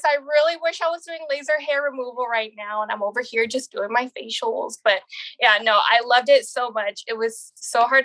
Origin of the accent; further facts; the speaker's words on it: San Antonio, Texas, United States; I'm from San Antonio, Texas.